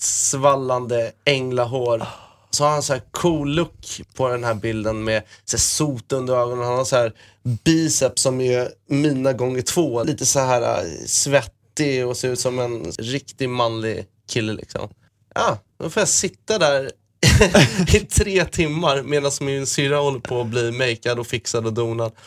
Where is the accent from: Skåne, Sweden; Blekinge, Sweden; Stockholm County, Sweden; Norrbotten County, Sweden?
Skåne, Sweden; Malmö; also born or lived in Åkarp; när vi bodde i Malmö när vi var små på Lindängen